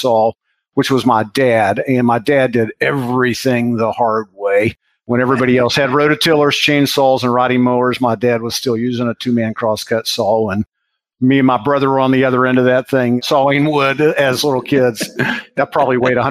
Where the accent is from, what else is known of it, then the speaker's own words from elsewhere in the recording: Morgantown, West Virginia, United States; also born or lived in Beckley, West Virginia; I was born in southern West Virginia, Beckley. And it's down kind of on the Virginia border. And my dad got a job promotion and a change when I was in the third grade. Oh. And we moved to Morgantown. So really Morgantown, I've been here since I was about 9 years old. Grew up in Morgantown